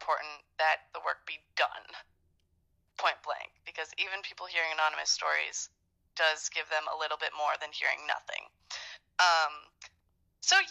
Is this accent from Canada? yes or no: yes; Canada; I'm Canadian